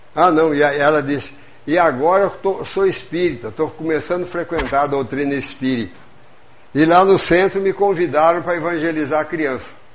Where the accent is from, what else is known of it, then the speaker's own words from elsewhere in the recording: São Paulo, Brazil; moved away as an adult; now in Juiz de Fora, Brazil; Eu sou do estado de São Paulo, sou mineiro adotivo